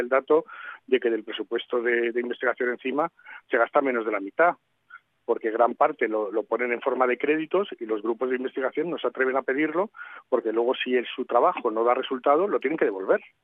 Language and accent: Spanish; Madrid, Community of Madrid, Spain; yo que soy de Madrid